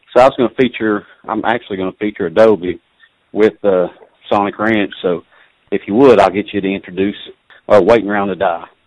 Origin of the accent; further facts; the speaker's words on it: Southern West Virginia, United States; I'm from, from Southern West Virginia, but I'm working, I'm a train conductor and, and I'm working out of uh, out of New York or not New York City, but I'm working out of New York State right now